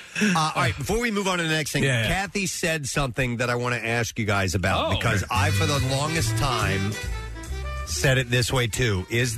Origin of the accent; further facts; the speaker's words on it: Tennessee, United States; born there; also born or lived in St. Louis / South Carolina; even though I lived in St. Louis, but we moved around a bit. I was born in Tennessee. We lived in South Carolina.